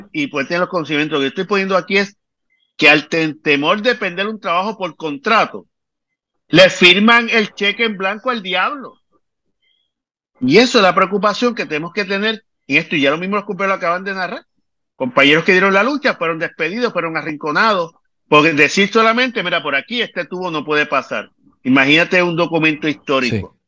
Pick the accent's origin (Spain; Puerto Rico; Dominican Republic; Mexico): Puerto Rico; como puertorriqueño que soy